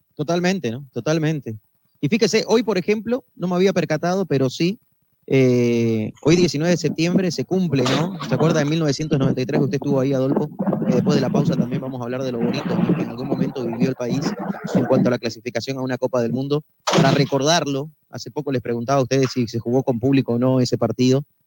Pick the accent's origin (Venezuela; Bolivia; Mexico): Bolivia